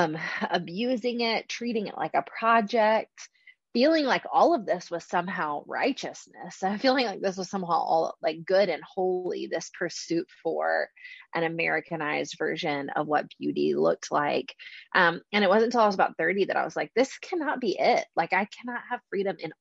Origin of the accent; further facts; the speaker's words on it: Charleston, South Carolina, United States; I'm from Charleston, South Carolina